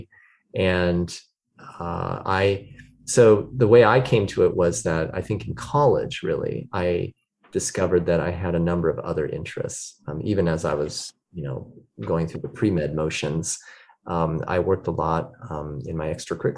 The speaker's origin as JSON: {"language": "English", "town": "Sacramento", "region": "California", "country": "United States", "tie": "born or raised there", "said": "Sacramento, which is my hometown"}